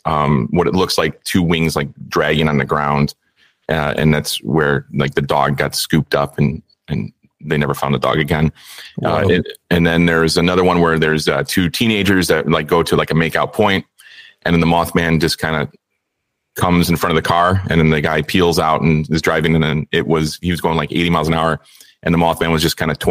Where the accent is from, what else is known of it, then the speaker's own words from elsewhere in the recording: Chicago, Illinois, United States; We're both from Chicago